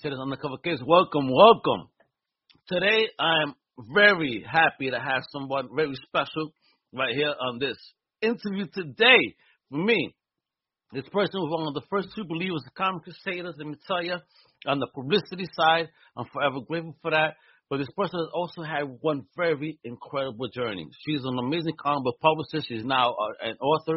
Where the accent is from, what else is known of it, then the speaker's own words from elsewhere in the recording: New York City, New York, United States; I'm OG from Brooklyn.